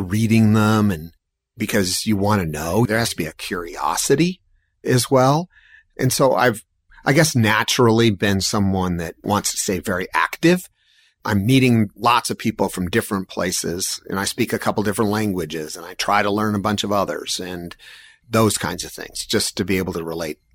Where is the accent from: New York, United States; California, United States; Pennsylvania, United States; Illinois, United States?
California, United States; San Diego; moved away as an adult; also born or lived in Portland, Oregon; I grew up in San Diego